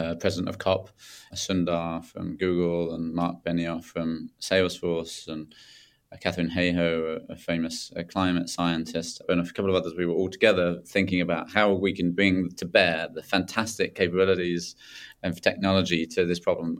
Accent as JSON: {"language": "English", "town": "Tunbridge Wells", "region": "South East England", "country": "United Kingdom", "tie": "born or raised there", "said": "just south of London, uh, at Tunbridge Wells, near Tunbridge Wells"}